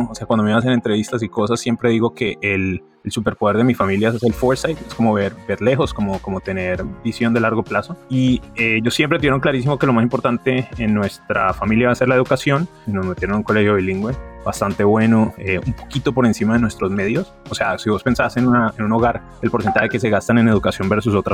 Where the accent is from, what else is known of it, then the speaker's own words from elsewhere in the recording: Cali, Valle del Cauca, Colombia; soy de Cali, mi mamá es de Armenia, mi papá es samario de Santa Marta.